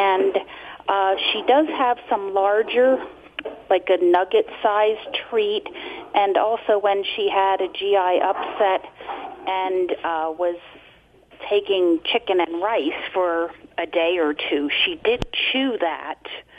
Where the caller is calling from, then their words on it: Reading, Pennsylvania, United States; Reading, Pennsylvania, listening to WEEU.